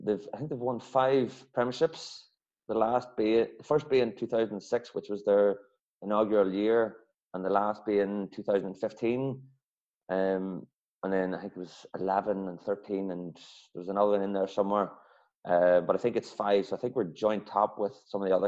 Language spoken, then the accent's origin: English; Kilcoo, Northern Ireland, United Kingdom; also born or lived in Australia; now in Dublin, Ireland; I'm not from Dublin originally. I'm from up in the north, so a small club, Kilcoo.